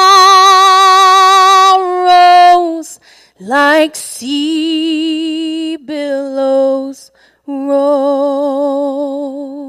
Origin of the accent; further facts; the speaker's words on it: South Mississippi, United States; accent: South Mississippi; The accent is from South Mississippi.